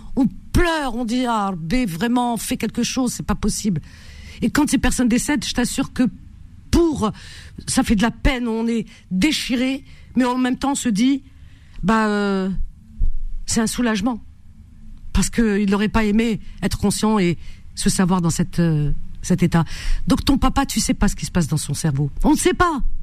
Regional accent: France; je suis française, hein, donc je parle français

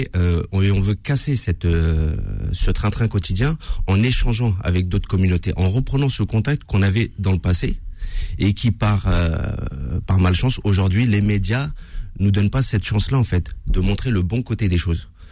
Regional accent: Villeparisis, Île-de-France, France; Je suis né à Villeparisis, j'ai grandi à Villeparisis

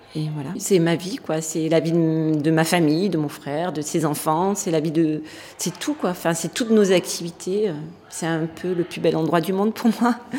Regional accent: Breil-sur-Roya, Provence-Alpes-Côte d'Azur, France; moved away as an adult; also born or lived in Nice; Je suis née à Breil. Il y avait une maternité à l'époque

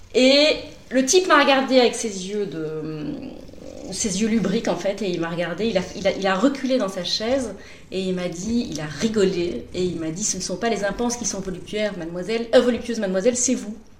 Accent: Brussels, Brussels-Capital Region, Belgium; also born or lived in London / Paris; Je viens de Bruxelles. je suis belge. je suis née à Bruxelles. J'ai vécu toute ma vie à Bruxelles

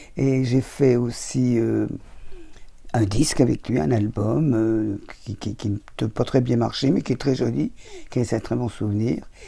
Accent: Thonon-les-Bains, Auvergne-Rhône-Alpes, France; now in Paris, France; je suis né à Tonon et que j'habite Vongy

